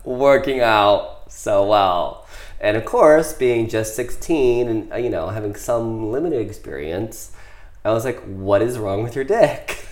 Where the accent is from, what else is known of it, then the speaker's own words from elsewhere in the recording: Ohio, United States; I grew up in Ohio